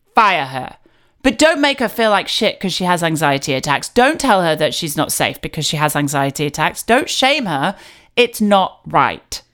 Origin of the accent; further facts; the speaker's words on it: United Kingdom; I'm British